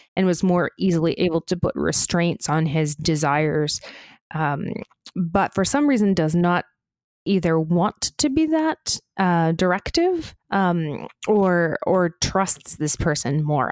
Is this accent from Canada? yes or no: yes; Canada; we're Canadian outsiders